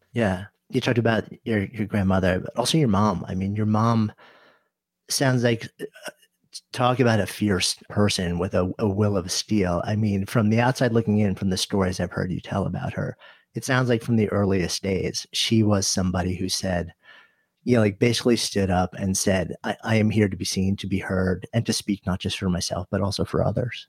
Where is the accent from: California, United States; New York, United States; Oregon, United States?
New York, United States; suburban New York City, United States; I grew up outside of New York City, in s, suburban New York City